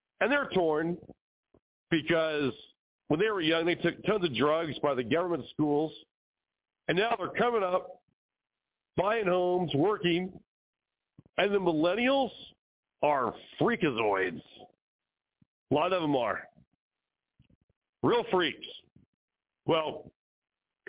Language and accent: English; California, United States; now in Arizona, United States; My childhood growing up in California, well, today California and Arizona where I now live